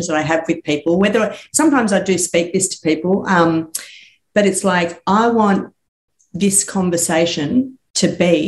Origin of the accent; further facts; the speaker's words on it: Sydney, New South Wales, Australia; I grew up in Sydney, eastern suburbs